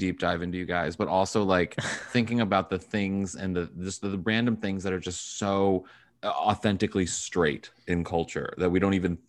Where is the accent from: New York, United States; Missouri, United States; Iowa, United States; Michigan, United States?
Missouri, United States; moved away; I'm from Missouri originally.